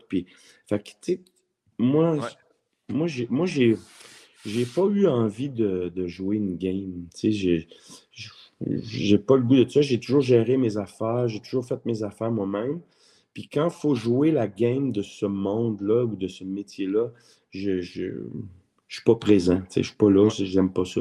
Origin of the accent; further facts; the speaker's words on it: Montreal, Quebec, Canada; j'ai été élevé à Montréal. Je suis né à Montréal. Je suis un vrai Montréalais